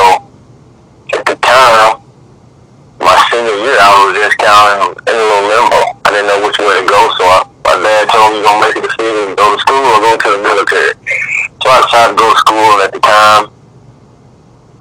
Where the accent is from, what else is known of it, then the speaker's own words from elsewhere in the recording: Columbus, Mississippi, United States; I'm born and raised in Columbus, Mississippi